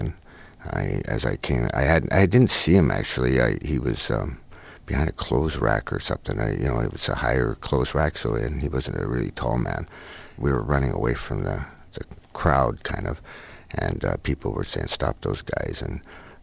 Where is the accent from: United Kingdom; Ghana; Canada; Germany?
Canada; Oak Bay, British Columbia; I was brought up in Oak Bay, which is a sort of upper middle class neighborhood